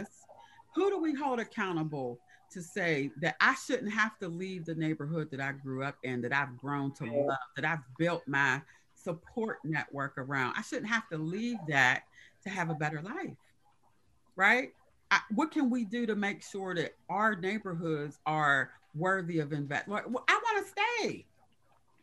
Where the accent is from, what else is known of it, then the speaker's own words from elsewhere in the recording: Pittsburgh, Pennsylvania, United States; also born or lived in Hazelwood, Pittsburgh; as a child, grew up in the Hill District, but then as an adult, I moved to Hazelwood